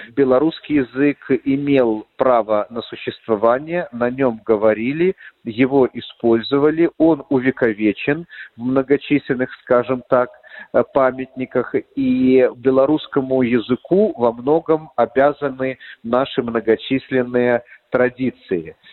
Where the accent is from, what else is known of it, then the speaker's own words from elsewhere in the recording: Belarus; кто мы, белорусы, как этнос, как нация